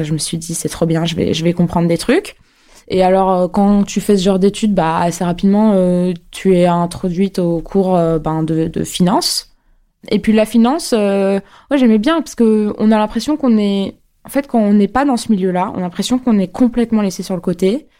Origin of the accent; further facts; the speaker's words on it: Neuilly-sur-Seine, Île-de-France, France; Je grandis, euh, à Neuilly, euh, jusqu'à, euh, avoir, euh, mon bac